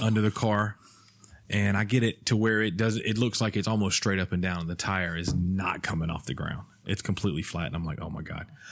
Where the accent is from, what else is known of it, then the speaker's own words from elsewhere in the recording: Alabama, United States; I'm from Alabama